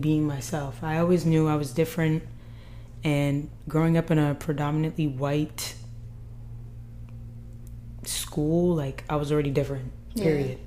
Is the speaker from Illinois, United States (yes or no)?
no; North Providence, Rhode Island, United States; also born or lived in Providence, Rhode Island; I am born and raised in Rhode Island, Providence